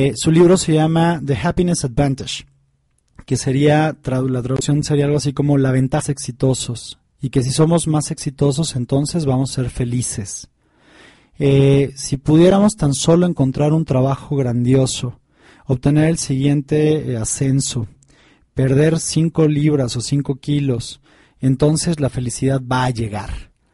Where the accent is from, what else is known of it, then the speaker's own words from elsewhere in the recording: Tepoztlán, Morelos, Mexico; yo crecí en Tepoztlán, en Morelos